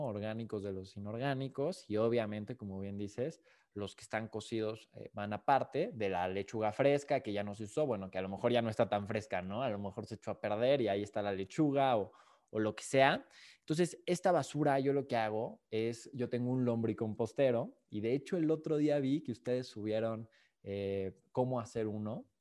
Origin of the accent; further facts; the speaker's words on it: Mexico; nosotros como sociedad, como mexicanos